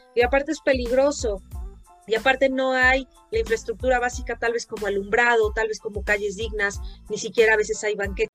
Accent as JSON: {"language": "Spanish", "country": "Mexico"}